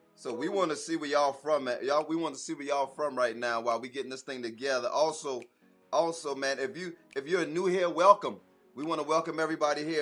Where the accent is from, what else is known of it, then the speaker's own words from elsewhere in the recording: Charleston, South Carolina, United States; now in Atlanta, United States; we are originally from Charleston, South Carolina, but we live in Atlanta right now